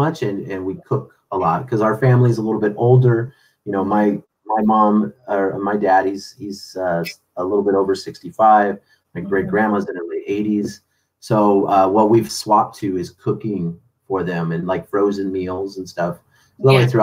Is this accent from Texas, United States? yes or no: no; Chicago, Illinois, United States; now in San Diego, United States; growing up in Chicago